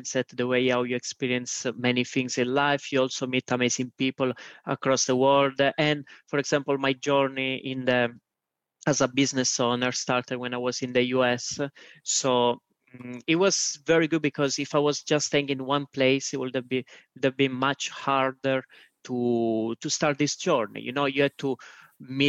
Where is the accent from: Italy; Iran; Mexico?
Italy; moved away as an adult; also born or lived in Switzerland / Estonia / Spain / St. Louis, United States; now in Albania; although I'm Italian. I lived pretty much most of my life in Italy